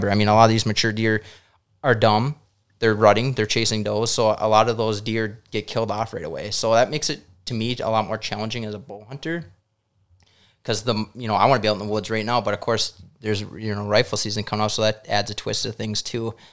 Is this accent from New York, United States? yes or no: no; Wisconsin, United States; And I personally, just growing up in Wisconsin and then like hunting here too